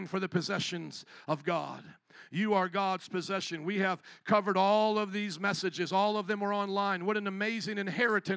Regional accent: United States; we as Americans

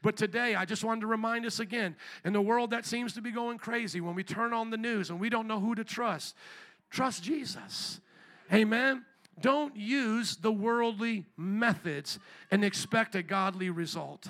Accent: Chicago, Illinois, United States; I'm from Chicago

